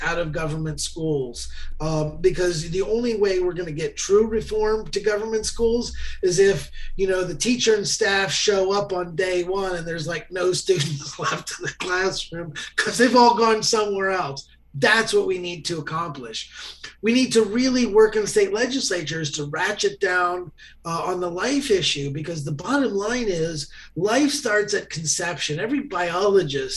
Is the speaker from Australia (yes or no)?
no; Ohio, United States; in Ohio, my home state